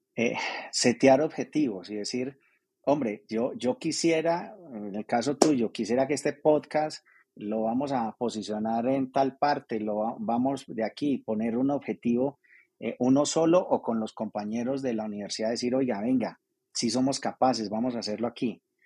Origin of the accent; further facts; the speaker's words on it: Armenia, Quindío, Colombia; moved away as an adult; los que salimos de Armenia hace unos años a eso, a estudiar y a trabajar y a desarrollarnos